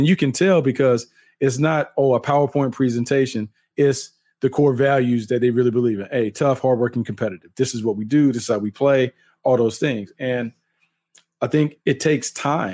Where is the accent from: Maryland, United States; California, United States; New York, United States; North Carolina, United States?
North Carolina, United States; growing up in North Carolina